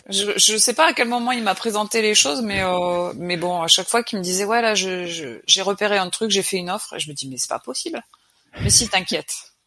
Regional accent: Picardy, Hauts-de-France, France; moved away as an adult; je suis originaire de Picardie

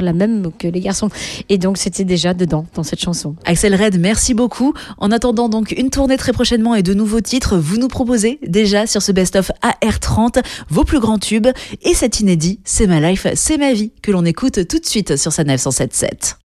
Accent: France; Chez nous, en France

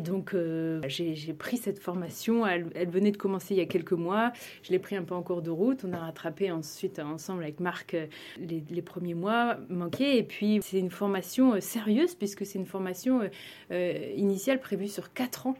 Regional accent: a small town between Reims and Paris, north-east France, France; moved away as an adult; also born or lived in Maine-et-Loire; je suis originaire d'une petite ville entre Reims et Paris, donc plutôt dans le nord-est de la France

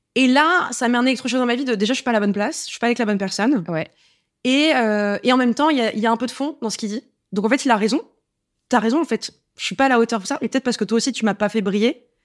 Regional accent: Paris, Île-de-France, France; je suis parisienne

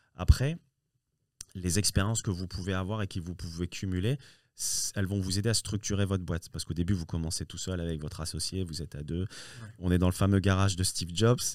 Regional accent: France; also born or lived in Morocco; je, suis né au Maroc et je suis arrivé tout petit en France. Hein. je suis arrivé à l'âge de, de, 5 ans, 5 ans et ah demi.

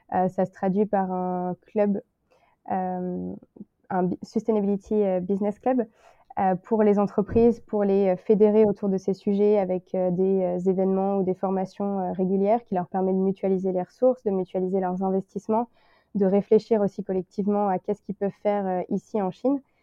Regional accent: Le Mans, Pays de la Loire, France; moved away as an adult; now in Shanghai, China; je suis originaire du Mans

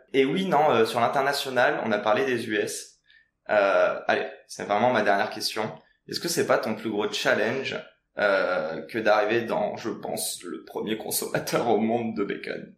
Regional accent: France; chez nous en France

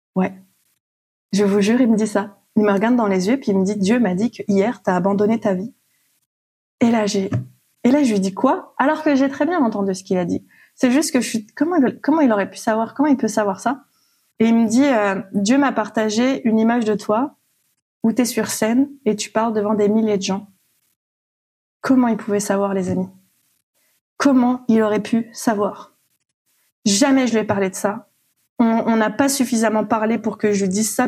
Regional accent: Réunion; moved away; Je suis à plus de 6 000 kilomètres de, de mon pays d'origine. J'ai quitté la Réunion

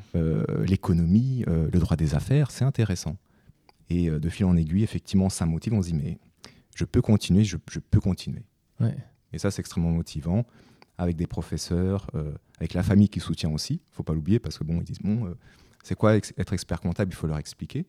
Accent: France; je suis né en France, j'ai fait toutes mes études en France

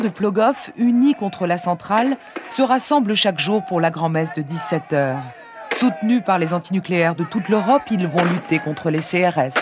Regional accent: Brittany, France; je suis bretonne

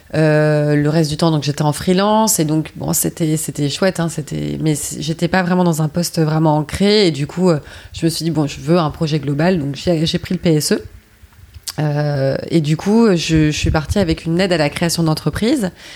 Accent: Paris, Île-de-France, France; je suis parisienne

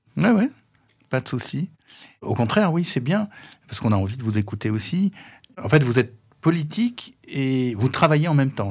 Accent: Paris, Île-de-France, France; en tant que Parisien

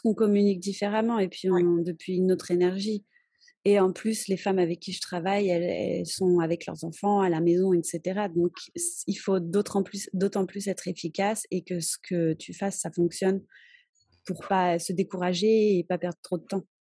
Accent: France; moved away as an adult; now in Cholula, Mexico; je suis française et j'habite au Mexique depuis bientôt 14 ans

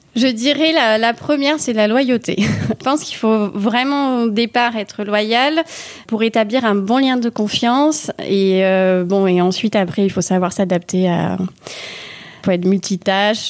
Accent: Toulouse, Occitania, France; also born or lived in Manville, Haute-Garonne; j'ai 33 ans, je viens de euh, Toulouse et donc je vis à Manville, euh, une commune rurale euh, d'Occitanie et plus précisément de Haute-Garonne.

